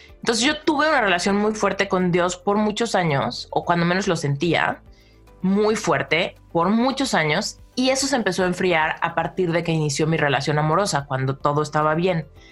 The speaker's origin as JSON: {"language": "Spanish", "country": "Mexico", "tie": "born or raised there", "said": "Soy mexicana, ¿no? Y en México yo siempre fui como de las más románticas, ¿no? Desde mi pubertad"}